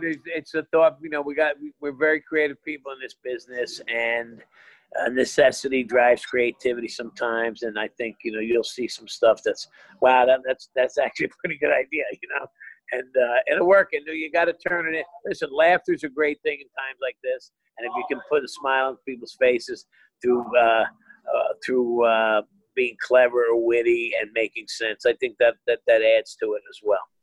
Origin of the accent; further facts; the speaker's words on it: Hazlet, New Jersey, United States; the town I grew up in in Jersey had the last one in the state